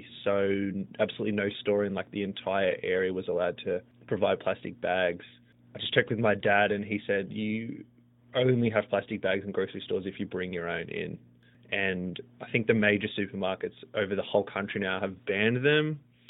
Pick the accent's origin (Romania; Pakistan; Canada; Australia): Australia; moved away as an adult; now in United States; I was born and raised in Australia until the age of 23 before I moved to the United States.